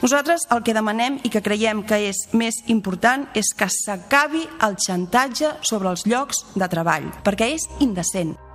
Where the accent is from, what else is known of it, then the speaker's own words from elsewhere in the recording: Barcelona, Catalonia, Spain; also born or lived in L'Ametlla de Mar / Agramunt; Jo sóc molt barcelonina, em sento molt barcelonina